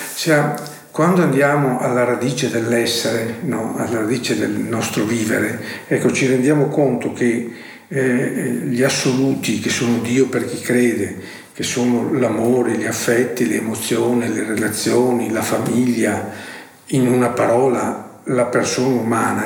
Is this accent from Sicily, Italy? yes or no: no; Cittadella, Veneto, Italy; also born or lived in Verona; Sono nato a Cittadelle, provincia di Padova